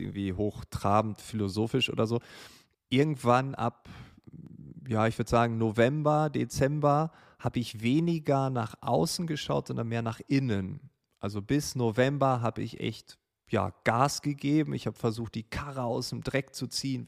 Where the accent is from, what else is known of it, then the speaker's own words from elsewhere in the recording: Großefehn, Lower Saxony, Germany; Große Feen, einem kleinen Dorf in Norddeutschland, an der Nordsee, an der Grenze zu Holland, direkt an einem Kanal